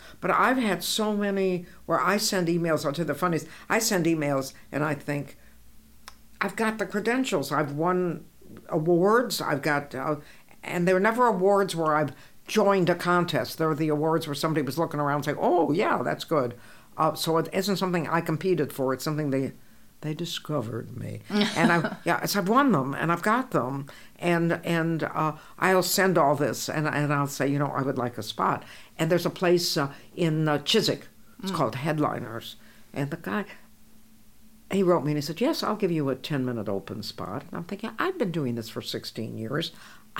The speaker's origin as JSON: {"language": "English", "town": "Pacifica", "region": "California", "country": "United States", "tie": "born or raised there", "also_born_or_lived": "Glasgow", "said": "I was doing freelance work for my hometown newspaper, which is the Pacifica Tribune"}